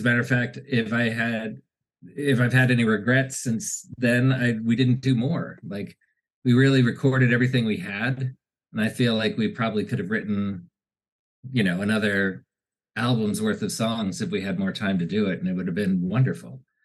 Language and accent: English; Washington, District of Columbia, United States; I grew up in Washington D.C.